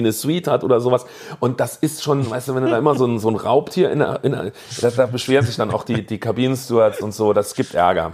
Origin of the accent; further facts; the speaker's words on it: Saarbrücken, Saarland, Germany; bei uns im Saarland